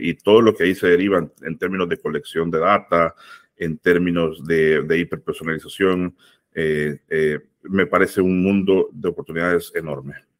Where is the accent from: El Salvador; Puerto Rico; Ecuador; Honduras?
El Salvador; yo soy salvadoreño